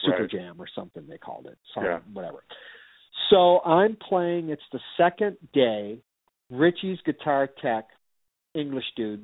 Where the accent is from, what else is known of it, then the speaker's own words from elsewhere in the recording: Detroit, Michigan, United States; I said, Detroit.